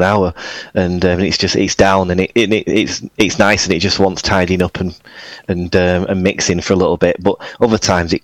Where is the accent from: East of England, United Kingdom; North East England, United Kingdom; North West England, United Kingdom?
North West England, United Kingdom; Oldham; also born or lived in Manchester; I'm actually from Oldham, which is just north, about 10 miles